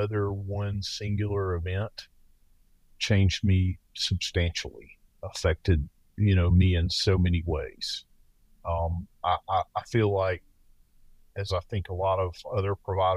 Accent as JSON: {"language": "English", "region": "the South", "country": "United States", "accent": "Southern", "moved": "yes", "said": "I currently work in the Northwest, but I'm from the South, as you may detect from my accent"}